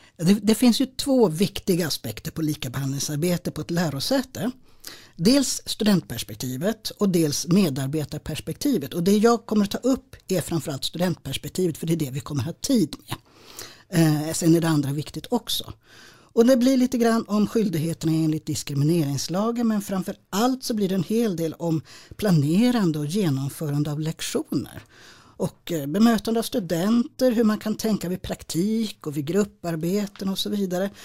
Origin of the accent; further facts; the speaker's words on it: Stockholm, Stockholm County, Sweden; jag är stockholmare